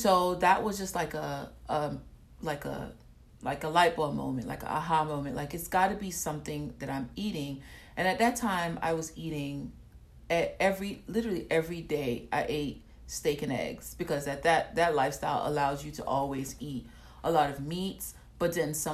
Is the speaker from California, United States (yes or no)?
no; Atlanta, Georgia, United States; also born or lived in Nigeria; I currently live in Atlanta. I've been living in Atlanta for a long time, since I was 8